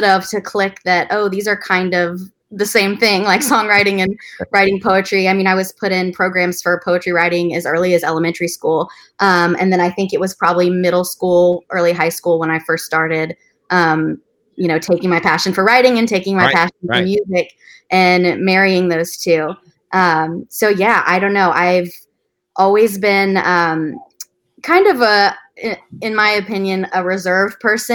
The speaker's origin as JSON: {"language": "English", "town": "Amherst", "region": "Virginia", "country": "United States", "tie": "born or raised there", "also_born_or_lived": "Harrisonburg, Virginia / Nashville, Tennessee", "said": "I am from Virginia, born and raised, a little town called Amherst, Virginia"}